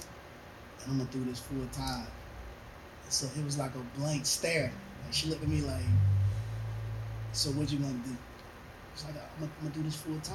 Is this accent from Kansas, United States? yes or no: no; North Carolina, United States; now in Greenville, United States; I actually live in Greenville, but I'm originally from Atlanta, North Carolina, a little small town.